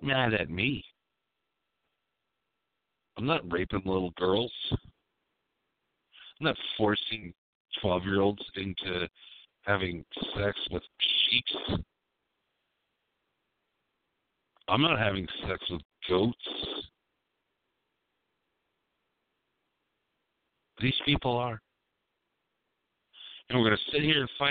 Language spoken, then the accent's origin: English; United States; I'm American